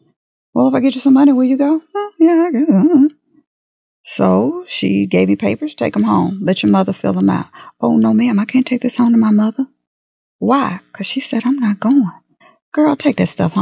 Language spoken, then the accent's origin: English; United States; also born or lived in Third Ward; I came up in Sunnyside.